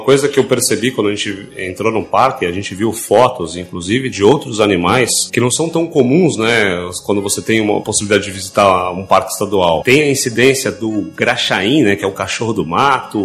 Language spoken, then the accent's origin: Portuguese; São Paulo, Brazil; nós somos de São Paulo, a gente veio por Chapecó